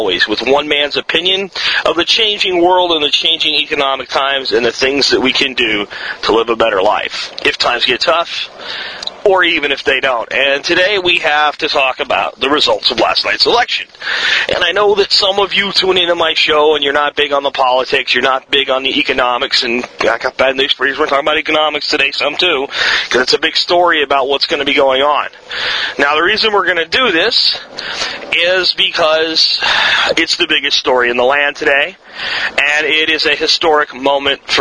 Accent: United States; I'm an American and I live here

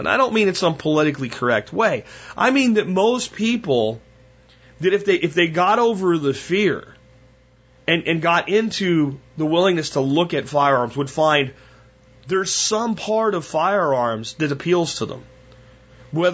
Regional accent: Pennsylvania, United States; Where I grew up in Pennsylvania, you didn't own a gun.

